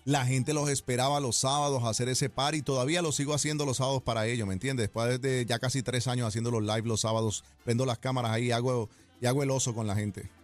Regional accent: New York, United States; also born or lived in Bogotá, Colombia; Yo soy de la capital de Bogotá y ellos emigraron eh, inmigraron a Nueva York cuando yo tenía cinco años. Ah, yo me crié en Nueva York

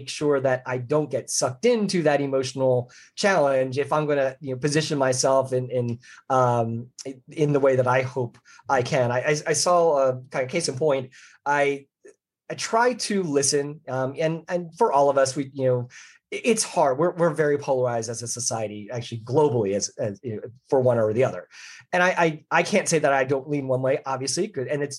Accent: Philadelphia, Pennsylvania, United States; I grew up in the Philadelphia area

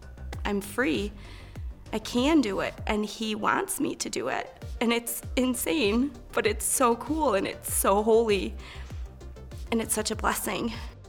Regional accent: Gunnison, Michigan, United States; I'm from Gunnison, Michigan

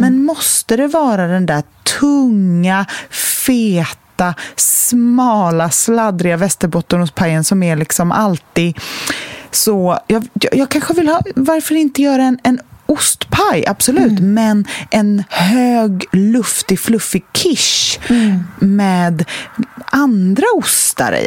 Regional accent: Sweden; traditionerna som vi svenskar har

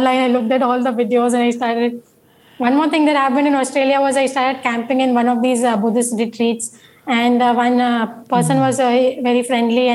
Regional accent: Mumbai, Maharashtra, India; I'm coming from India, no Bombay. So I am not used to those climates

